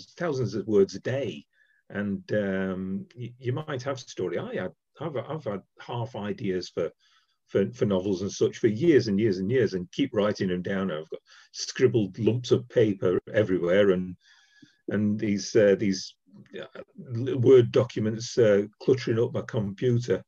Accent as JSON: {"language": "English", "town": "Sheffield", "region": "Yorkshire and the Humber", "country": "United Kingdom", "moved": "yes", "lives_now": "Derby, United Kingdom", "said": "I'm from Sheffield originally. I now live in Derby"}